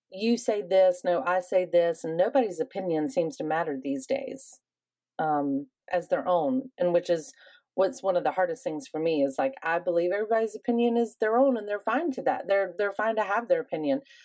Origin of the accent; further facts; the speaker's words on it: the South, United States; I also am somebody from the South